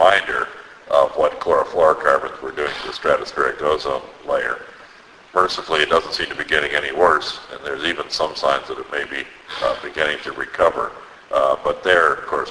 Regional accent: Cleveland, Ohio, United States; I come from Cleveland, the Cuyahoga River in my hometown of Cleveland had caught on fire

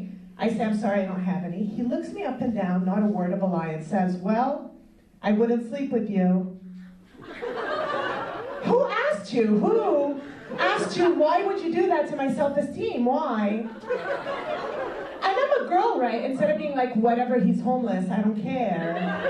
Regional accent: Montreal, Quebec, Canada; I'm from Montreal

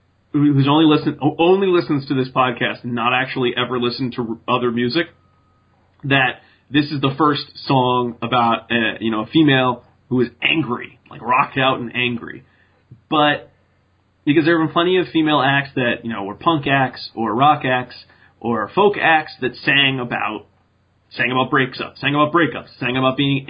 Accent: New England, United States; I mean, I don't sound like I'm from New England and I'm from New England.

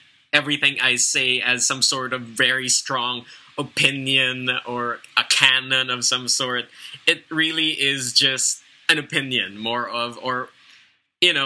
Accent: Philippines; I am Filipino, I come from the Philippines

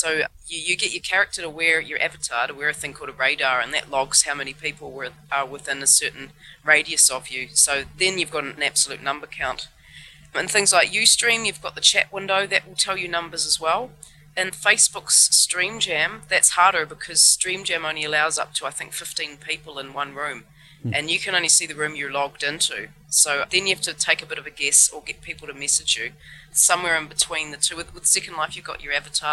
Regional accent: New Zealand; now in Hamburg, Germany; I'm a musician from New Zealand originally, living in Hamburg

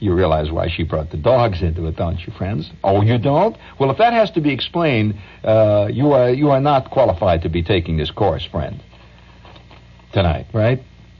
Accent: New Jersey, United States; I'm from New Jersey, and I'm proud to be from the Garden State.

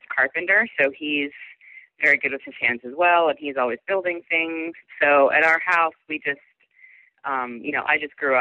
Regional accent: outside of Pittsburgh, Western Pennsylvania, United States; I was outside of Pittsburgh in Western Pennsylvania in a pretty rural area.

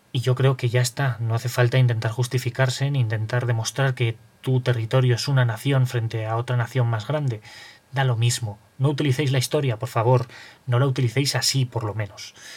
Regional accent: Aragon, Spain; also born or lived in Zaragoza; resido en Zaragoza y por lo tanto soy aragonés

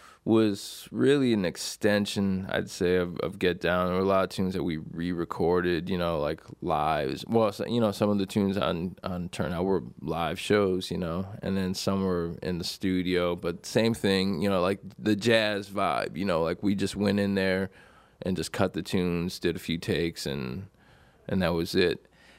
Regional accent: Buffalo, New York, United States; I grew up in Buffalo, New York.

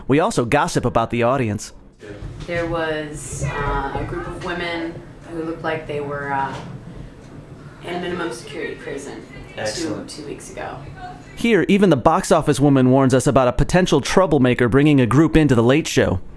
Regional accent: near Chicago, Illinois, United States; moved away; I grew up near Chicago, so it's always fun to go back to the homeland

